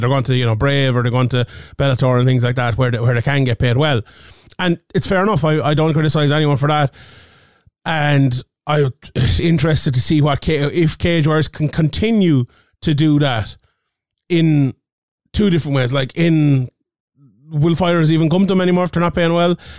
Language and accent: English; Ireland; I'm Irish